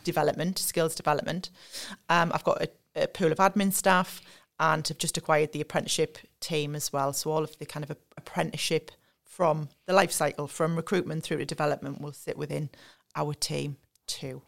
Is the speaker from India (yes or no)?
no; Sunderland, North East England, United Kingdom; I'm from Sunderland. Um, the way I would describe myself is I'm very much a homebird. So, I've lived and worked in the North East all my life